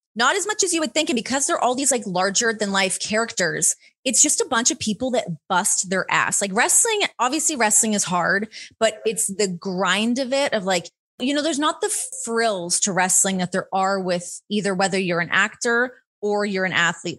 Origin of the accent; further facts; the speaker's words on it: Ontario, Canada; moved away as an adult; now in Las Vegas, United States; growing up in Ontario